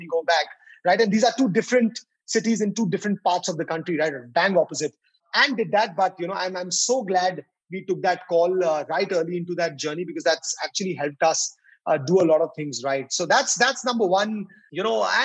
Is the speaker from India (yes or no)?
yes; Delhi, India; I'm born and brought up in Delhi